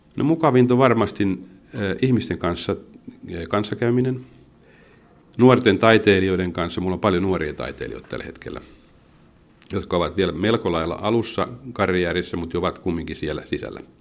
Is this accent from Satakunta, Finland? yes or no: yes; Pori, Satakunta, Finland; mä oon entinen jääkiekkoilija, kun mä oon porilainen